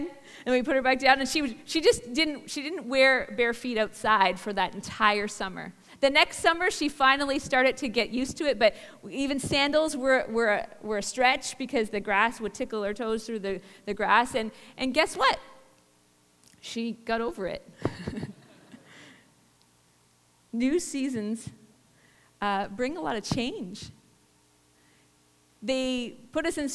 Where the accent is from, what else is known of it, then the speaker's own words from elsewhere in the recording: Barrie, Ontario, Canada; born and raised in Barrie, Ontario.